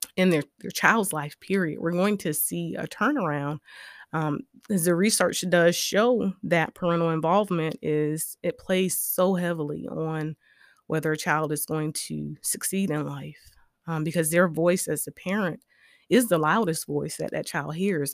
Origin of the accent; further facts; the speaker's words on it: Orangeburg, South Carolina, United States; I was raised in Orangeburg, South Carolina